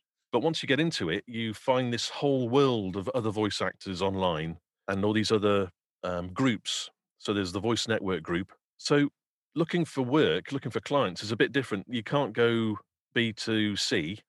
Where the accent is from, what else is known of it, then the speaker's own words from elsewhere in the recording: Wales, United Kingdom; I'm actually Welsh and my Welsh accent's terrible.